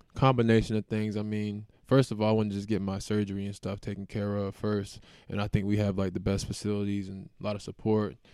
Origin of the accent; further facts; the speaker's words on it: Raleigh, North Carolina, United States; now in Nebraska, United States; I'm from North Carolina. Raleigh, to be exact. I mean, we got N C State, uh, U N C, and Duke all within, like, thirty, forty-five minutes from my house. So, I grew up watching the A C C